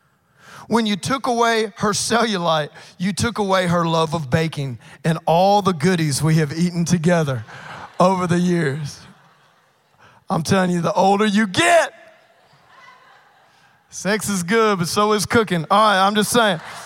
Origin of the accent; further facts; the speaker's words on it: Cajun, Louisiana, United States; I'm a Cajun